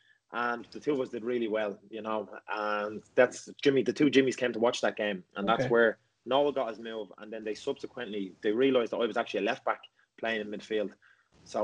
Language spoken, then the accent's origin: English; Ireland; So in our schools in Ireland, we have Gaelic football.